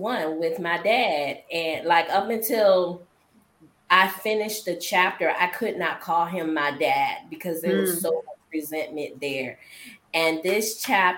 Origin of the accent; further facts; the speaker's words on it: Norfolk, Virginia, United States; I am from Norfolk, Virginia